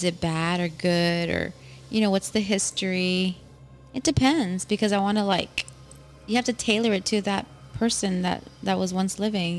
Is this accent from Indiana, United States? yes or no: no; Laredo, Texas, United States; moved away; I'm from Laredo.